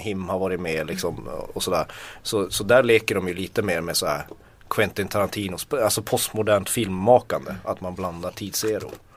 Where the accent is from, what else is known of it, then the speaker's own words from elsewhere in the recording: Tornedalen, Norrbotten County, Sweden; Jag kommer från Tornedalen.